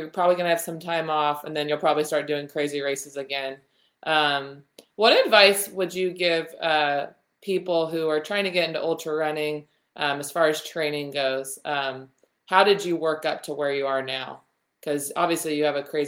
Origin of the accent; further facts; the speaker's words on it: California, United States; I'm from California and I live like an hour and a half from Tahoe